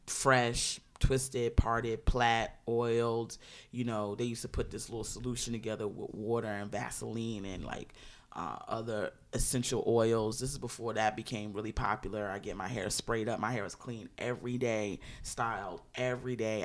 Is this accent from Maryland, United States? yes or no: yes; Maryland, United States; I grew up relatively conservatively in Maryland